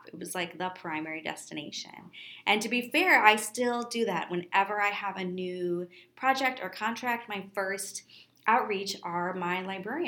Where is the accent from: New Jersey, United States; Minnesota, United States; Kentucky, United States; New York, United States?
Minnesota, United States; Minneapolis; Growing up in Minneapolis, we have an amazing library system